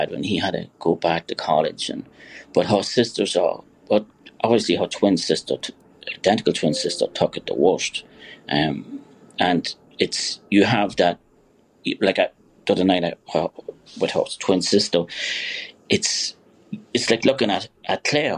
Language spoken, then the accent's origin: English; Kilkerley, Leinster, Ireland; now in New York, United States